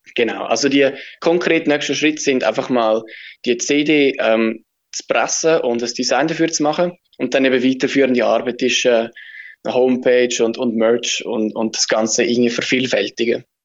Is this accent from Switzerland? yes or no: yes; Switzerland; wir sind Schweizer